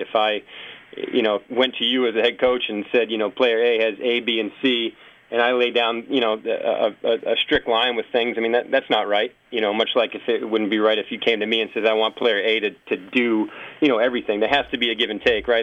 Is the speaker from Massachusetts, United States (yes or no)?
yes; Massachusetts, United States; moved away as an adult; also born or lived in Philadelphia; I'm originally from Massachusetts